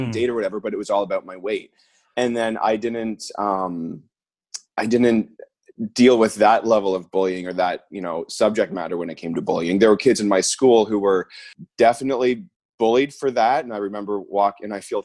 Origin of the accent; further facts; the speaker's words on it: Orangeville, Ontario, Canada; I grew up in a town called Orangeville, which is like an hour outside of Toronto